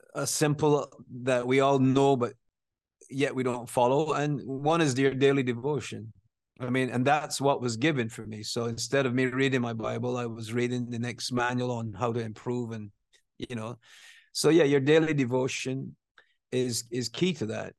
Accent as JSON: {"language": "English", "country": "Barbados", "tie": "born or raised there", "moved": "yes", "said": "I grew up there, you know, I went to school there, I went to work there, I got married there."}